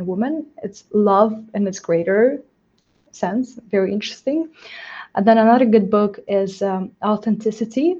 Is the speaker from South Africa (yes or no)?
no; Moldova; I'm from myself from Moldova.